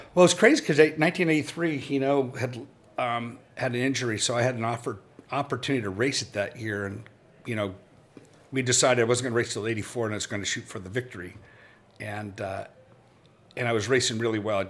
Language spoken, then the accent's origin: English; Los Angeles, California, United States; moved away; also born or lived in Reno, Nevada / Lake Tahoe; I grew up in I grew up in Los Angeles, moved to Reno, Lake Tahoe area